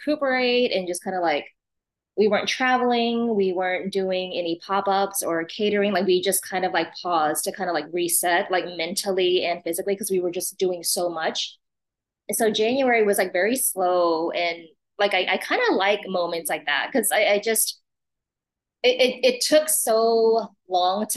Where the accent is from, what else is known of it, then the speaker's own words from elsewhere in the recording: Austin, Texas, United States; also born or lived in refugee camp (Cambodia/Thailand border area) / Japan / New York; born in a refugee camp, lived in Austin since 82